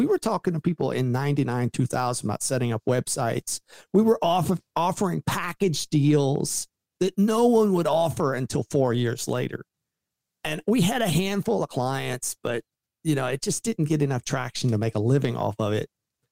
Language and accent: English; southern Indiana, United States; moved away as an adult; also born or lived in Louisville, Kentucky; I was born in Kentucky. Louisville, Kentucky, and I was raised most of my childhood in southern Indiana